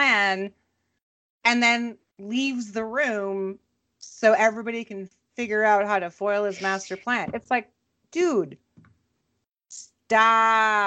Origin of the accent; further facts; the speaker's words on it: Minnesota, United States; my hometown of Minnesota